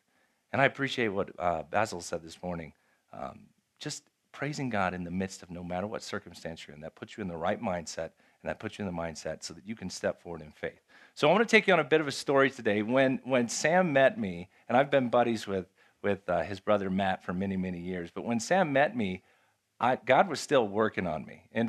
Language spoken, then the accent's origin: English; Japan; moved away as an adult; If you don't know, I grew up in Japan. I'm a missionary kid. I grew up in Japan. I lived in Japan from the time I was 5 till I was 18. So I speak Japanese.